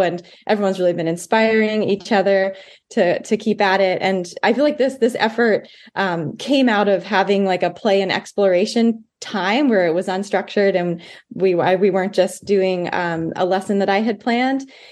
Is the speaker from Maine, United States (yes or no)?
yes; Blue Hill Peninsula, Maine, United States; I grew up on the Blue Hill Peninsula